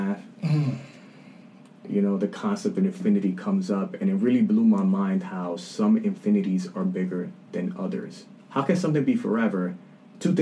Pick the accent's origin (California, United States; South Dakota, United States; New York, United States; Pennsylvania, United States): New York, United States; New York City; I'm a light-skinned dude born and raised in the Bronx